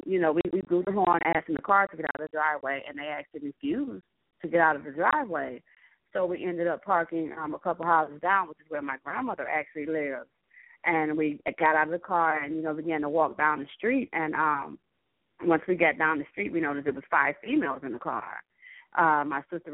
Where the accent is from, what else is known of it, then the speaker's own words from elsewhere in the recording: Cleveland, Ohio, United States; I'm from Cleveland, Ohio